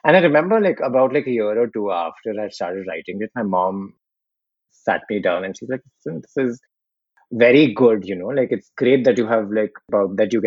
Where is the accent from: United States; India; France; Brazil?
India; Ahmedabad, Gujarat; we grew up in Gujarat